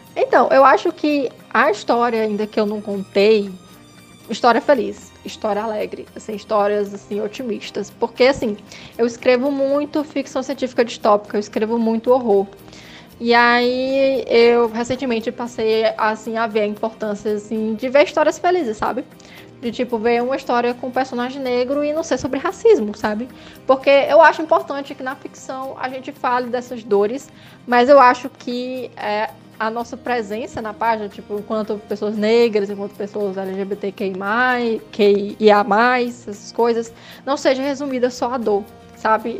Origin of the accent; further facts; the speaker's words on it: Northeast Brazil, Brazil; nós que somos nordestinos